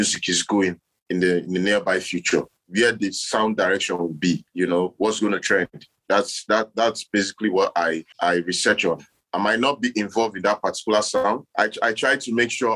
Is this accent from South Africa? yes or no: no; Akwa Ibom, Nigeria; I'm from Akwa Ibom State, southern part of Nigeria